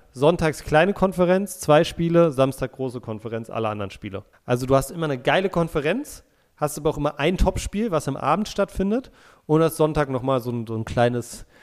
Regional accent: Berlin, Germany; moved away; also born or lived in Munich; das sind meine Wurzeln, ich komme aus Berlin, war auch mal super stolz darauf, dass ich Berliner bin

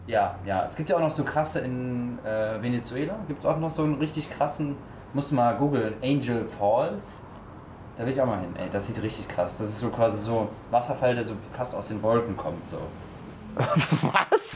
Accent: Cologne, North Rhine-Westphalia, Germany; ich komme ja aus Köln

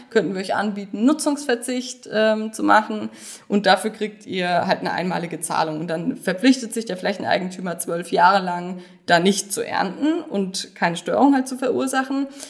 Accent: Bad Kissingen, Bavaria, Germany; moved away as an adult; also born or lived in Freiburg; Ich bin geboren in Bad Kissingen und ähm, lebe da mittlerweile auch wieder

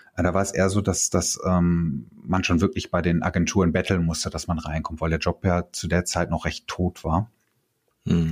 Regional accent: Bochum, North Rhine-Westphalia, Germany; Ich bin in der Hustadt äh, bin ich aufgewachsen

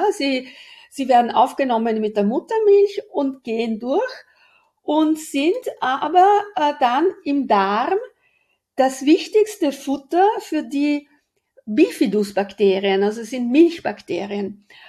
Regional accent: Aosta Valley, Italy; moved away; Also ich bin am Fuß des Matterhorns aufgewachsen, zur Hälfte gehört er zu uns

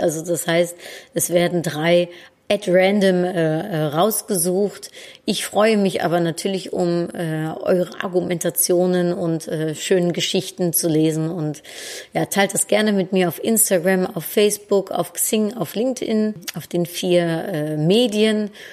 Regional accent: Netherlands; moved away; als Holländerin

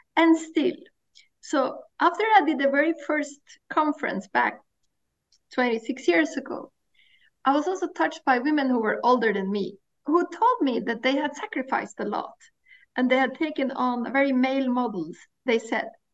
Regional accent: Norway; I grew up in Norway and I grew up on the coast of Norway

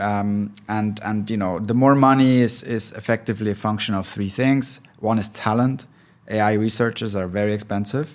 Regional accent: Switzerland; now in Berlin, Germany; I'm originally from Switzerland, but been living in Berlin for a long time, so almost German.

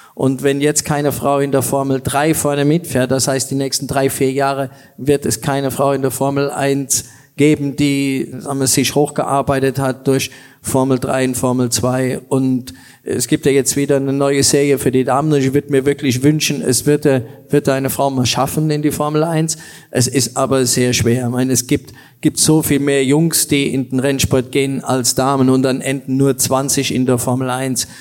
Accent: Germany; als Deutscher

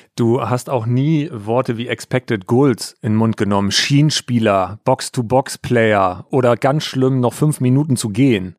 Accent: Altes Land, Lower Saxony, Germany; moved away; wenn ich in meiner Heimat bin. Ich komme ja aus dem alten Land

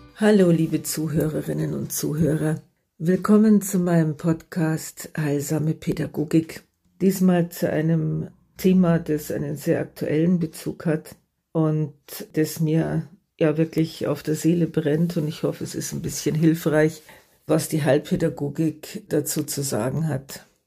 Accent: Germany; bei uns in Deutschland

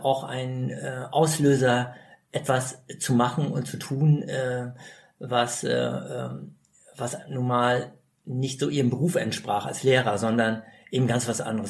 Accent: East Frisia, Lower Saxony, Germany; moved away as an adult; now in Berlin, Germany; meine Heimat ist äh, in Ostfriesland, 500 Kilometer entfernt

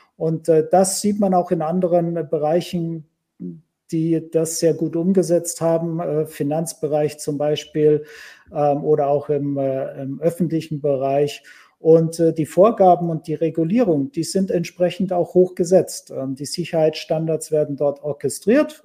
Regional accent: Germany; Bei uns in Deutschland

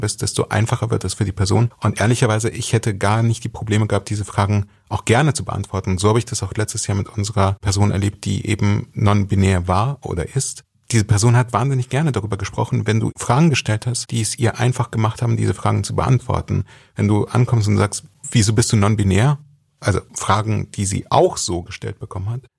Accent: Germany; ich bin als Jude in Deutschland groß geworden

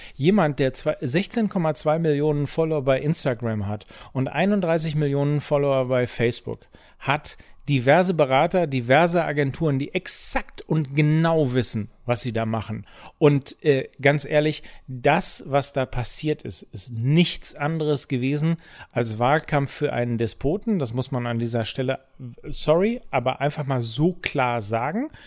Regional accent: Germany

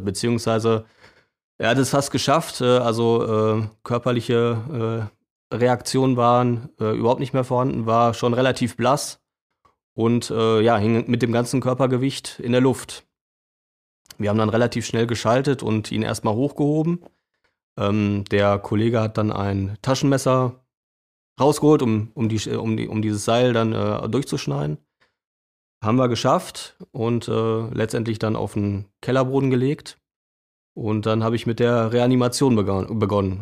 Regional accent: Bielefeld, North Rhine-Westphalia, Germany; Arminia als Bielefelder

